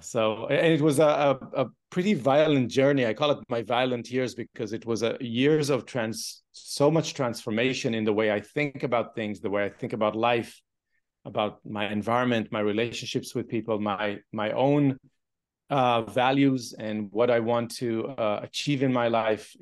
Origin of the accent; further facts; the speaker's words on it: Israel; moved away; I grew up in a kibbutz.